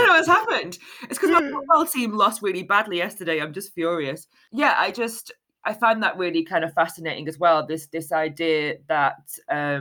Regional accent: Manchester, North West England, United Kingdom; I grew up in North Manchester in an area called Moston

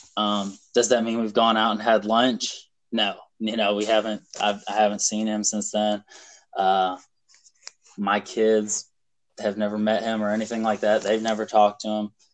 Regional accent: South Carolina, United States; also born or lived in Illinois; I was born in Illinois. Um, we moved to North Carolina um, when I was like six months old and lived there for five years, and then moved to South Carolina.

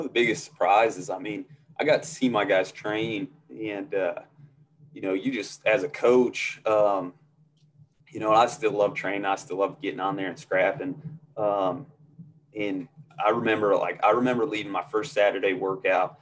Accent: Northeast, United States; moved away as an adult; growing up in the Northeast

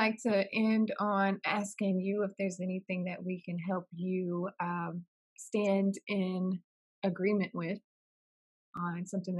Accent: Augusta, Georgia, United States; I'm not from North Augusta. I'm from Augusta, Georgia, but is where my family is from. My family's military army background.

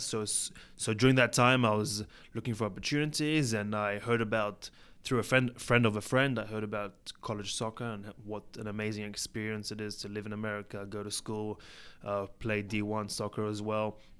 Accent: Israel; also born or lived in England; I was born in England, and when I was three years old, my family moved to Israel

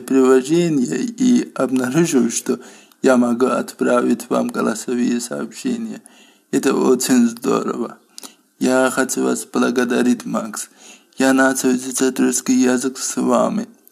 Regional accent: Azerbaijan; Russian is a second language; из Азербайджана

